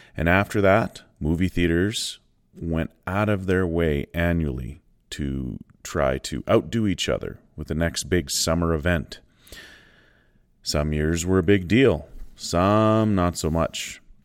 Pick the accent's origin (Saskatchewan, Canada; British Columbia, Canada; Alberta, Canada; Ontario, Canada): Saskatchewan, Canada; Shaunavon; my hometown movie theater in Shaunam, in Saskatchewan